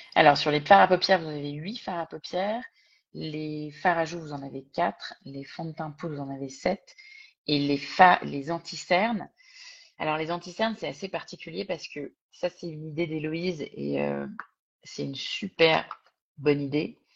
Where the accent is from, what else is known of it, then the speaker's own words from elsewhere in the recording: France; accent: thick French accent; also born or lived in Singapore; j'avais évidemment mon accent français coupé au couteau